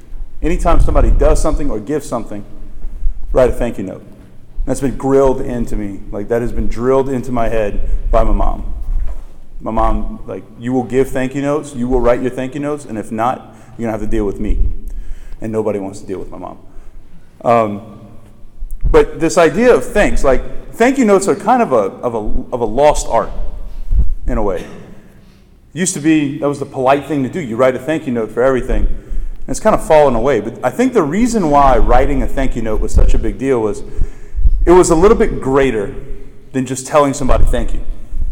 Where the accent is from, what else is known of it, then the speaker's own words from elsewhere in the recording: New Orleans, Louisiana, United States; Like, I come from New Orleans where we have like the Lake Pontchartrain in the Mississippi